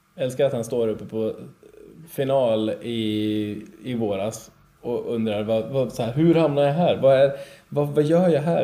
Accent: Alfta, Gävleborg County, Sweden; Jag är ju från Alfta

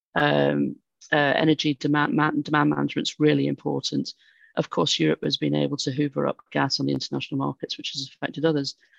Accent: United Kingdom; from my accent, I'm, I'm British

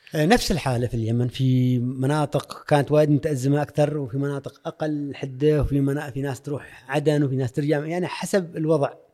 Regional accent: Oman; انا ك عماني

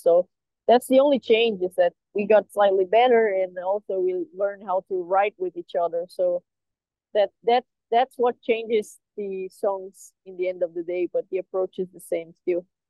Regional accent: Brazil; We all live very far from each other, even though we are all from Brazil.

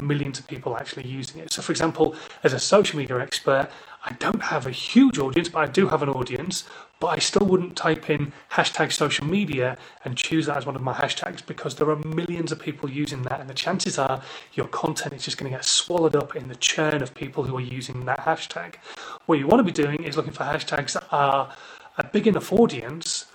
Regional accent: Hull, Yorkshire and the Humber, United Kingdom; now in Newbury, United Kingdom; I come from Hull originally, but we're based in Newbury now

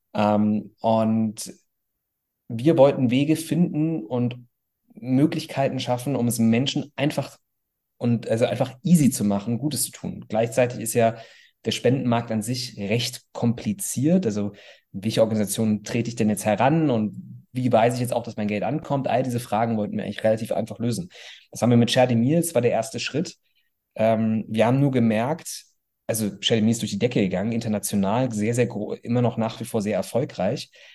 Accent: Bonn, North Rhine-Westphalia, Germany; also born or lived in Cologne; ich komme aus Bonn

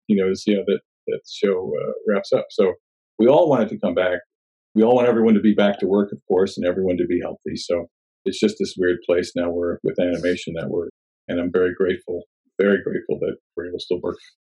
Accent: New Jersey, United States; moved away as an adult; also born or lived in Los Angeles, California / New Orleans, Louisiana; now in Sherman Oaks, United States; I grew up in New Jersey and I moved out here to LA almost 30 years ago in January of 1992

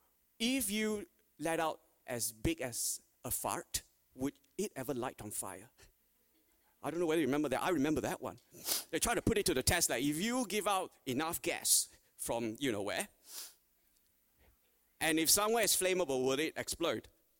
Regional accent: Australia; every Australian

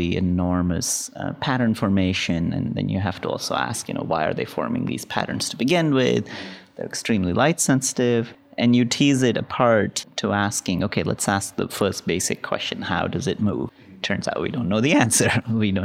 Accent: India; now in United States; I grew up in India

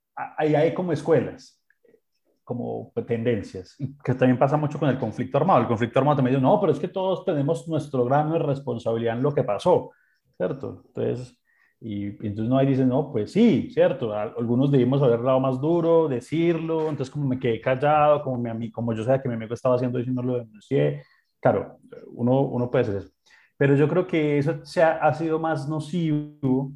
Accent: Colombia; como colombiano

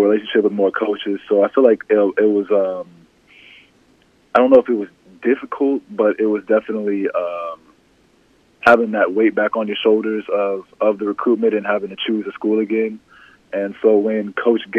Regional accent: Overland Park, Kansas, United States; I say I'm from Kansas City. I say I'm a Kansas City guy.

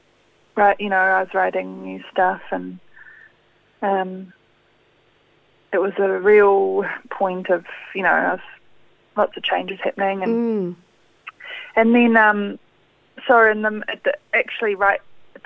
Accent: Auckland, New Zealand; born there; I was born in Auckland, in Devonport.

